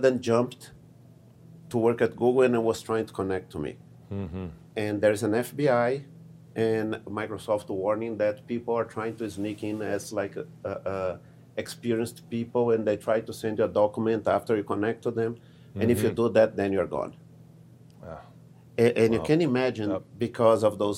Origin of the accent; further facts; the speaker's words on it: Brazil; moved away; originally I'm from Brazil, I speak Portuguese